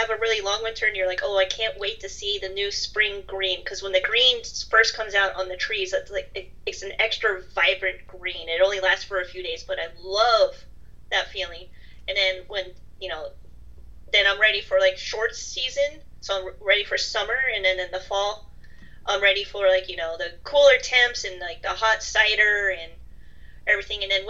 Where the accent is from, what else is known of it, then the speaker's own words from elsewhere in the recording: California, United States; now in New England, United States; being a Californian, I grew up with no seasons